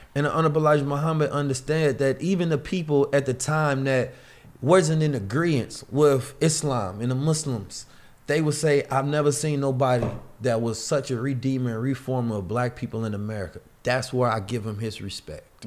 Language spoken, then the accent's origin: English; Oakland, California, United States; also born or lived in St. Louis, Missouri; I grew up in Oakland, California